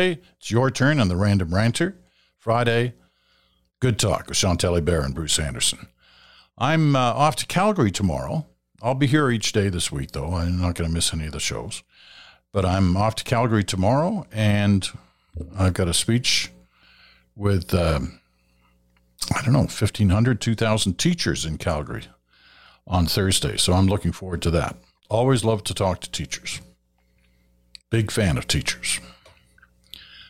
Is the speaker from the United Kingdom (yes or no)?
yes; United Kingdom; now in Canada; I'm a Brit. I was born in Britain.